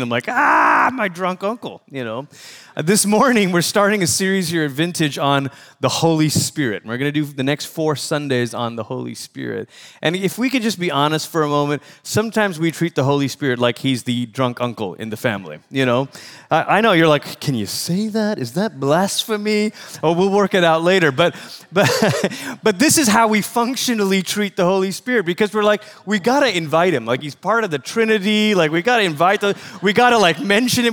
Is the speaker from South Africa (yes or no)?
no; Malaysia; moved away; I'm from Malaysia, which is about as far as you can go the other side of the world